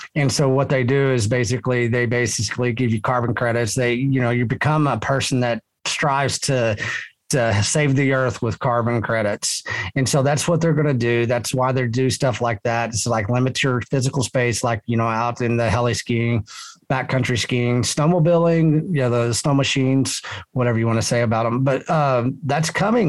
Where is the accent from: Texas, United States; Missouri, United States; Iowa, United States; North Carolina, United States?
Texas, United States; I'm a Texan and a Texian